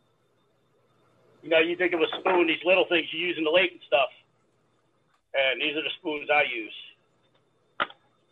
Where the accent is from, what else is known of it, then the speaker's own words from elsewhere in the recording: New York, United States; I'm from New York. I'm in New York.